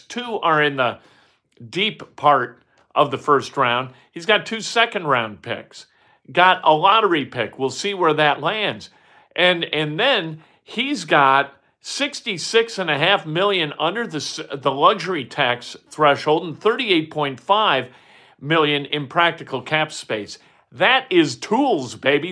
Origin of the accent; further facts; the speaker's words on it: Indiana, United States; moved away as an adult; also born or lived in Saint Louis; I'm from Indiana